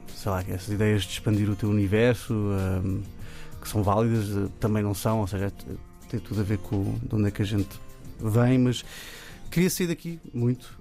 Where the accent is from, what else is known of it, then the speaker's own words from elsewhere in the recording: Cascais, Lisbon, Portugal; Eu, cresci em Cascais